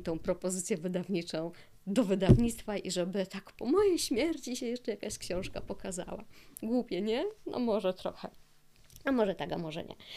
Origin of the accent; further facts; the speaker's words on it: Silesian Voivodeship, Poland; ja jestem ze Śląska, mieszkam na Śląsku już wiele lat